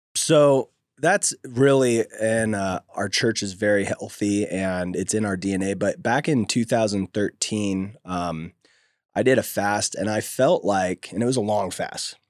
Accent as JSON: {"language": "English", "town": "Oakdale", "region": "California", "country": "United States", "tie": "born or raised there", "also_born_or_lived": "Bay Area, California / San Diego, California", "moved": "as an adult", "said": "I grew up in a small little country town called Oakdale, California"}